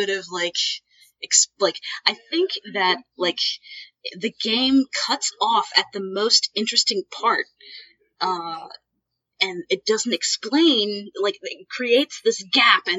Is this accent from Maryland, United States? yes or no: yes; Baltimore, Maryland, United States; I'm from Baltimore